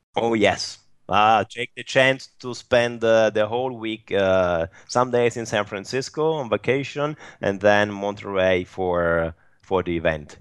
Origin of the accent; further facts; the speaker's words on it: Turin, Piedmont, Italy; my hometown, which is Turin